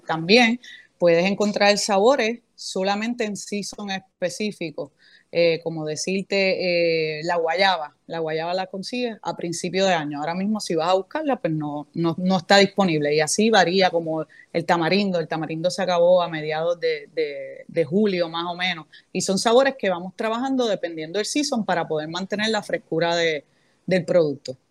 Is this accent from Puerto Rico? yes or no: yes; Aguadilla, Puerto Rico; also born or lived in Santo Domingo, Dominican Republic / Orlando, Florida; soy del pueblo de Aguadilla